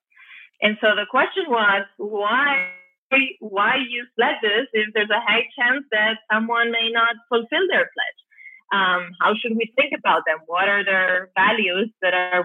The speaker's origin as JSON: {"language": "English", "town": "Barcelona", "region": "Catalonia", "country": "Spain", "moved": "yes", "lives_now": "San Diego, United States", "said": "I'm originally from Barcelona"}